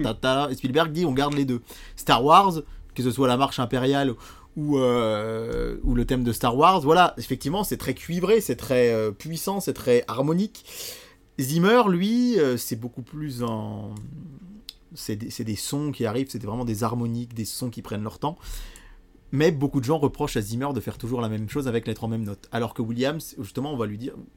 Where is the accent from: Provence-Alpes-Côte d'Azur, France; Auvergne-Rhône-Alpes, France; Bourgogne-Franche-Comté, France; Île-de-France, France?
Bourgogne-Franche-Comté, France; Bourbon-Lancy; chez nous, à Bourbon-Lancy